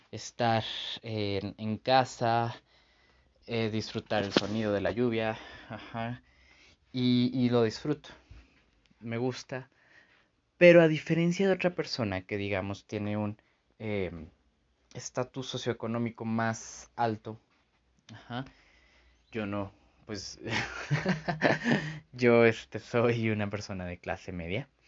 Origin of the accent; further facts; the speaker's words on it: San Luis Potosí, Mexico; soy de San Luis Potosí, entonces aquí se hace un súper relajo, en serio.